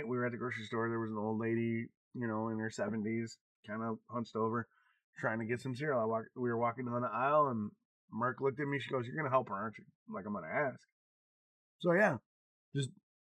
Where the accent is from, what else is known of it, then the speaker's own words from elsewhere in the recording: Wisconsin, United States; moved away; I come from Wisconsin